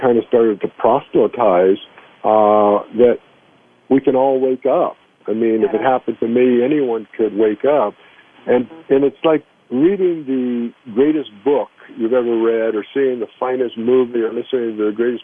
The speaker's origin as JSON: {"language": "English", "town": "Long Beach", "region": "California", "country": "United States", "tie": "born or raised there", "also_born_or_lived": "Brooklyn, New York / Los Angeles", "said": "we moved to Long Beach, California, and I grew up there"}